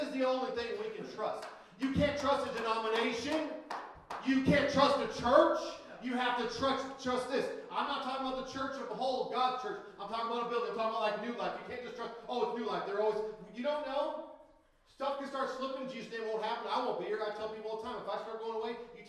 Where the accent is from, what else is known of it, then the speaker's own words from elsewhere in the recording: Minnesota, United States; I'm still Minnesotan, even though I'm on the Caribbean islands